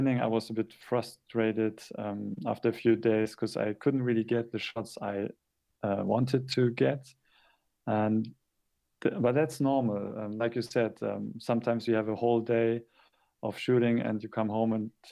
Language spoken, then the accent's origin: English; Hamburg, Germany; English is a second language; also born or lived in Japan; I struggle a lot with doing street photography in my hometown